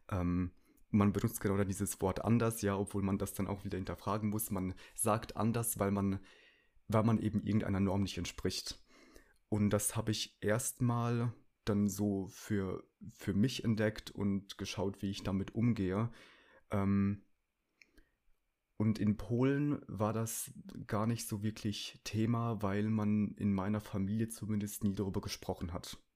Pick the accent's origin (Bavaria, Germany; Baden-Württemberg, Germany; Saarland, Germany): Baden-Württemberg, Germany; born there; also born or lived in Rhineland-Palatinate / North Rhine-Westphalia; now in Berlin, Germany; Ich bin in Baden-Württemberg geboren, bin dann in die Pfalz gezogen, dann in Nordrhein-Westfalen studiert, jetzt in Berlin wohnhaft.